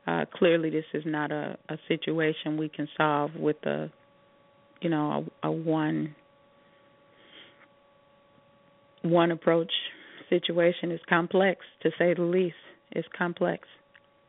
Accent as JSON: {"language": "English", "town": "Chicago", "region": "Illinois", "country": "United States", "said": "I'm a Chicagoan"}